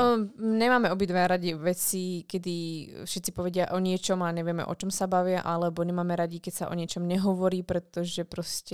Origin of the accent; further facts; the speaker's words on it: Orava, Žilina Region, Slovakia; Já jsem holka z Oraví